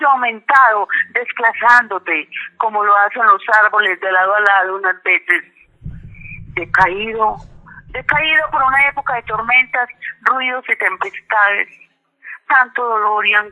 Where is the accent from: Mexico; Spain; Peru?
Peru; para mi pueblo perano, peruano que los llevo en el alma, que siempre los tengo presente.